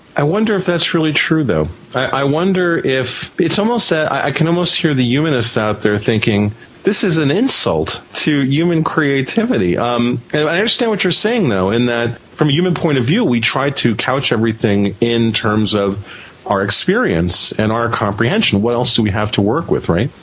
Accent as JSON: {"language": "English", "country": "Venezuela", "tie": "born or raised there", "moved": "yes", "said": "I grew up in South America, in Venezuela"}